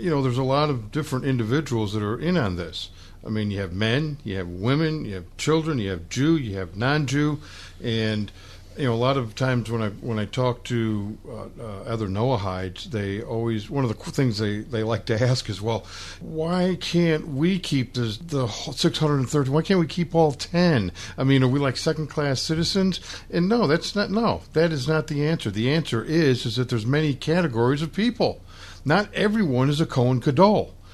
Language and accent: English; Glasgow, Scotland, United Kingdom; now in England; I'm originally from Glasgow. I live in England.